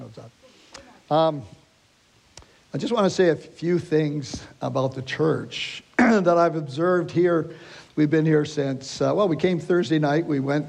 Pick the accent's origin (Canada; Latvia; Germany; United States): Canada; we're from Canada, so to get into to your country, we have to have a passport to get here.